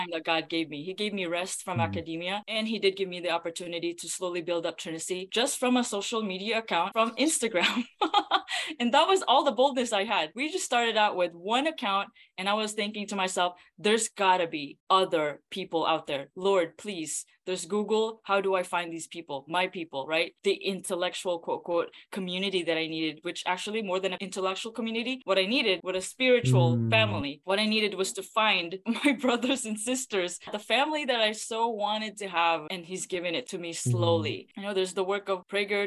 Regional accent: Philippines; moved away; I grew up in the Philippines

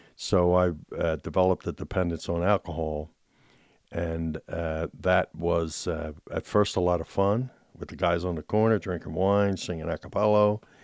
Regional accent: Philadelphia, Pennsylvania, United States; I grew up in Philadelphia, in Southwest Philadelphia, neighborhood of row homes

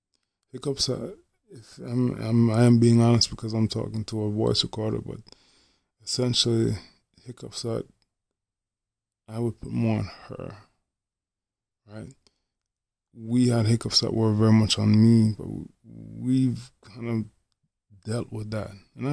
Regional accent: Jamaica; And me being a Jamaican man, by the way, she's Haitian.

